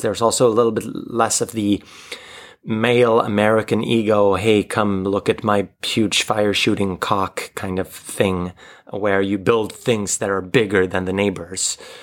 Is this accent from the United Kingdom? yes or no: no; Sweden; I grew up in the Swedish live role-playing community